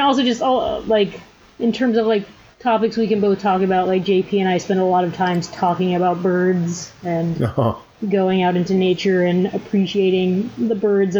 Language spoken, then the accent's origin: English; Florida, United States; also born or lived in East Coast; now in California, United States; growing up in Florida, like, those palm trees are normal to me.